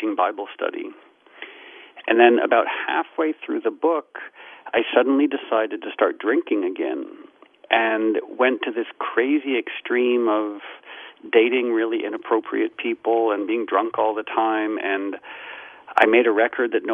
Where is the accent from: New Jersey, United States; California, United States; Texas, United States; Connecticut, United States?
Connecticut, United States; Darien; also born or lived in Harlem, New York; I was born in Harlem, and then at some point in childhood, my mom moved us back to Darien, Connecticut, where she had grown up